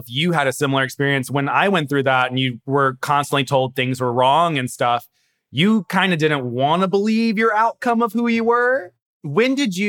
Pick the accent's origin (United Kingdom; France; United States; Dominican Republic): United States; Memphis, Tennessee; born and raised in Tennessee. I was in Memphis